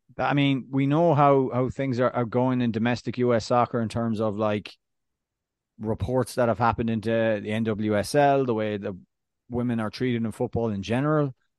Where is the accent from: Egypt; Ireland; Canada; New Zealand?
Ireland; as an Irishman